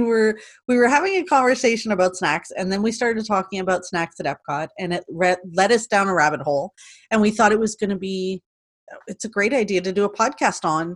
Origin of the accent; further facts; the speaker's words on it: Canada; we're Canadian